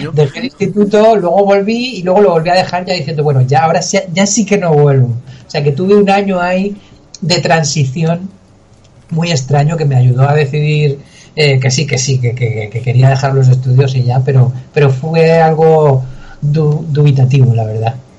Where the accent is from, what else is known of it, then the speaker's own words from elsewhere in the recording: Albacete, Castilla-La Mancha, Spain; soy de Albacete